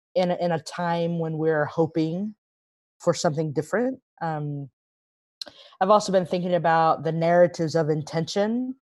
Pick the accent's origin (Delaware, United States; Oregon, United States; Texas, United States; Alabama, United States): Texas, United States; now in Nashville, United States; I was born and raised in Texas